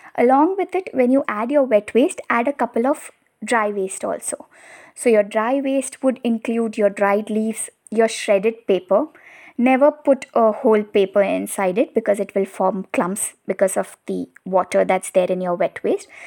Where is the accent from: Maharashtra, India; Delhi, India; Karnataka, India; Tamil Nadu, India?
Maharashtra, India; Mumbai; I'm from Mumbai